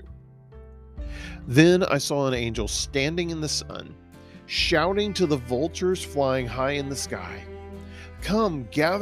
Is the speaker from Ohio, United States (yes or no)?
no; Texas, United States; I'm a Texan.